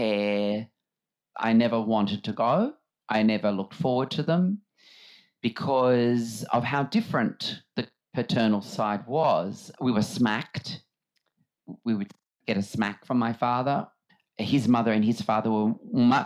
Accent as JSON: {"language": "English", "town": "Sydney", "region": "New South Wales", "country": "Australia", "tie": "born or raised there", "also_born_or_lived": "Redfern", "said": "I grew up in Surrey Hills in Sydney, in my grandmother and grandfather's house"}